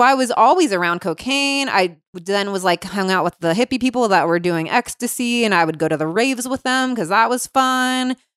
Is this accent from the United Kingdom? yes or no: no; Cincinnati, Ohio, United States; I grew up in Cincinnati, Ohio.